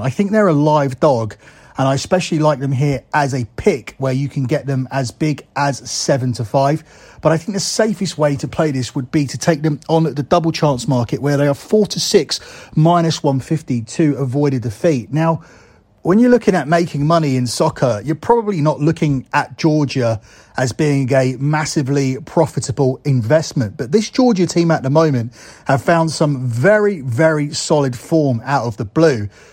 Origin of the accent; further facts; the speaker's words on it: England, United Kingdom; me as an English person